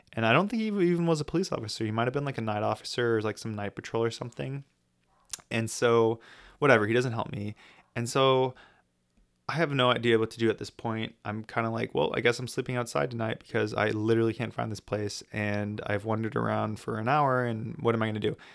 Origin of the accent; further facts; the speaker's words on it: United States; I'm American